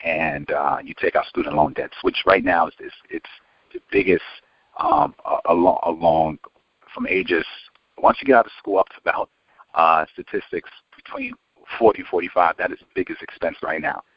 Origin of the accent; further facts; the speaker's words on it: New York City, New York, United States; I'm originally from New York and um, from Queens